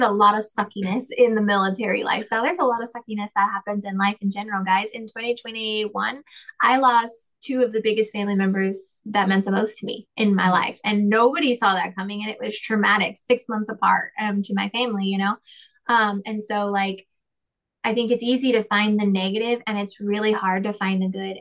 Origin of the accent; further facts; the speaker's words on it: the South, United States; also born or lived in North Carolina / Texas / Colorado; I'm from the South